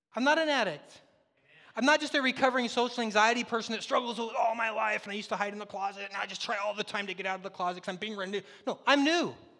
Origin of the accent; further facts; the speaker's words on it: the Northwest, Pacific Northwest, United States; moved away; I'm from the Northwest